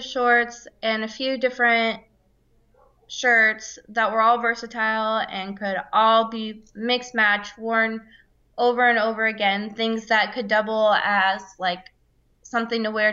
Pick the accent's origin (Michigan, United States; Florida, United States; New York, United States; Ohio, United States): Florida, United States; I'm from Florida